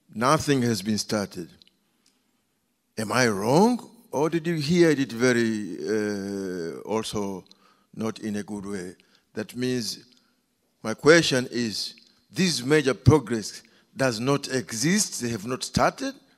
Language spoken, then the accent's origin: English; Zanzibar, Tanzania; I come from Zanzibar